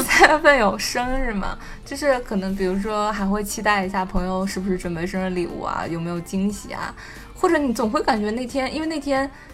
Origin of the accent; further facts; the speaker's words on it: Northeast China, China; moved away; also born or lived in Shanghai; 我家就是东北的